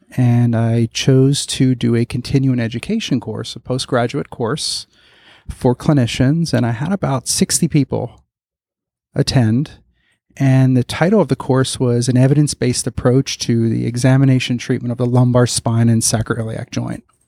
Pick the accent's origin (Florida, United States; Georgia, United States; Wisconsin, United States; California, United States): Florida, United States; Broward County, South; also born or lived in Philadelphia / Palm Beach County; I was born in Philadelphia, but I grew up in South Florida, Broward County area